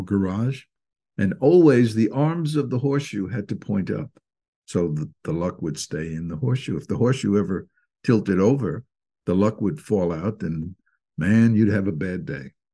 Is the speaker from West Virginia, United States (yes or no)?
no; Fort Lee, New Jersey, United States; I grew up in Fort Lee, New Jersey